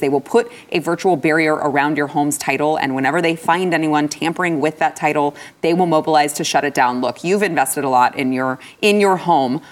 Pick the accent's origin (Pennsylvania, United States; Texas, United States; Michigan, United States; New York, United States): Texas, United States; as a Texan